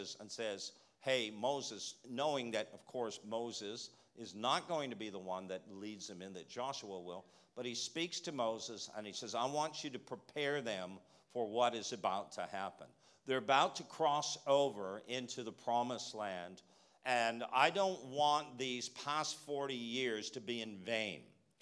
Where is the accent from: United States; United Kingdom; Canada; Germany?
Canada; moved away; Coming from Canada, you know, we're bilingual